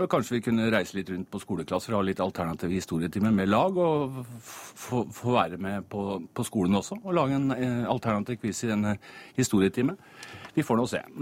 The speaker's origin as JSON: {"language": "Norwegian", "town": "Eidsvoll", "region": "Akershus", "country": "Norway", "said": "Jeg kom fra Eidsvoll, så jeg tenkte 1814 spørsmål om, om eh, Eidsvoll var vel litt mye."}